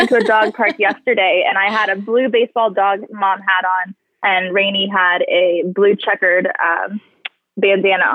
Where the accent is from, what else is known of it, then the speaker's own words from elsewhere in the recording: California, United States; now in Dallas, United States; I grew up so close to the ocean